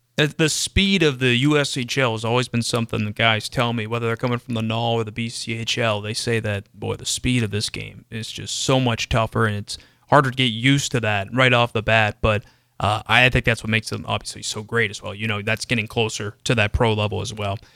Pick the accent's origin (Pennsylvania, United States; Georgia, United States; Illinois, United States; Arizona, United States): Pennsylvania, United States; Pittsburgh; moved away; I'm from Pittsburgh